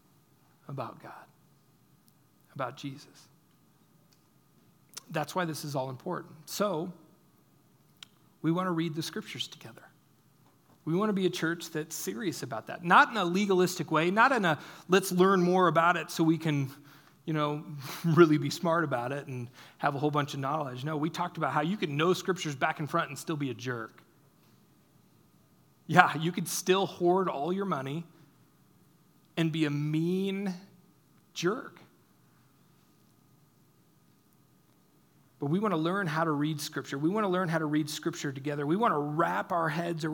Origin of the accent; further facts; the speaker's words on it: United States; we as American Christians